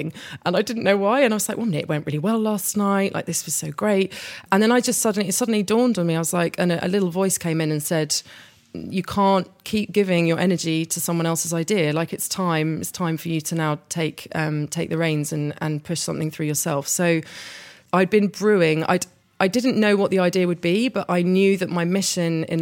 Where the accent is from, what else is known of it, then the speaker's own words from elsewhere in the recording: Hampton, London, United Kingdom; I was brought up in Hampton, so weekends were always spent coming up to London